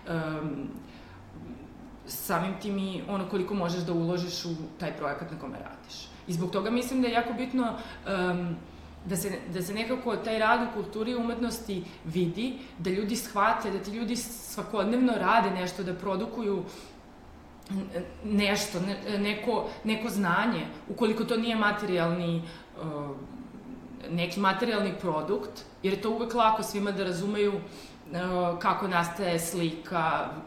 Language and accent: Croatian; Šabac, Mačva District, Serbia; I mi smo oboje iz Šapca